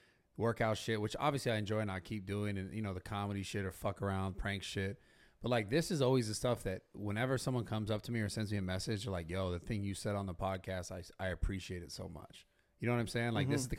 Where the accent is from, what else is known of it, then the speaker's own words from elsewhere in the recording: San Francisco, California, United States; I'm from San Francisco. I didn't grow up here, so I moved down here.